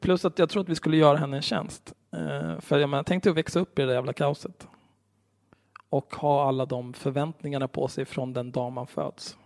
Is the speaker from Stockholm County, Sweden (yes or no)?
yes; Stockholm, Stockholm County, Sweden; jag är ju uppvuxen på Söder vid Zinkensdamm